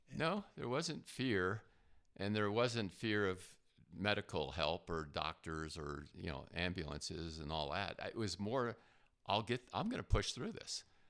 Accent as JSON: {"language": "English", "region": "New Jersey", "country": "United States", "tie": "born or raised there", "moved": "yes", "said": "I grew up in New Jersey"}